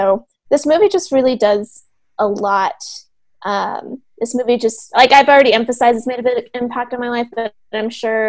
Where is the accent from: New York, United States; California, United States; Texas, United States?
Texas, United States; San Antonio; I grew up in San Antonio, so we have a very vibrant Latino community here, but I live in a very more like white area.